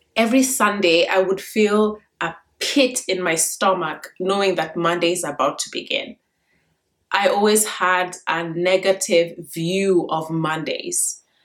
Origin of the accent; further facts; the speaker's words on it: Kenya; now in United States; I grew up in Kenya and I was in a very difficult education system